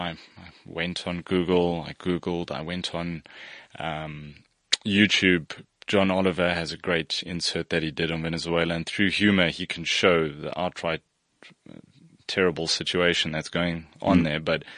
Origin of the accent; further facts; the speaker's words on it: Bahrain; So I spent time in the Middle East. I grew up in Bahrain.